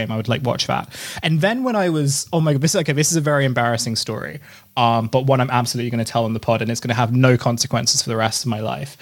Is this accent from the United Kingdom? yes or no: yes; United Kingdom; also born or lived in Vancouver, Canada; I moved to the UK when I was very young.